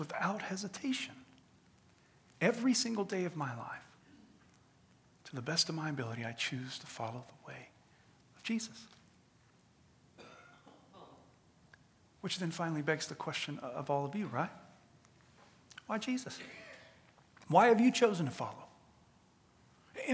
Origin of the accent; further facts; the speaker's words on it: United States; we as the American people